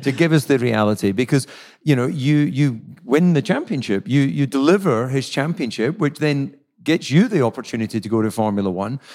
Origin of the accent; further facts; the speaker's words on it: Scotland, United Kingdom; I'm Scottish